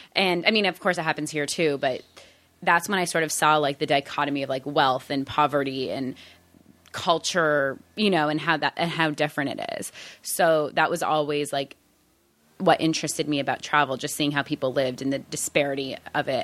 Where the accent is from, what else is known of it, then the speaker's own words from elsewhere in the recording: Toronto, Ontario, Canada; moved away as an adult; now in United States; I grew up in Canada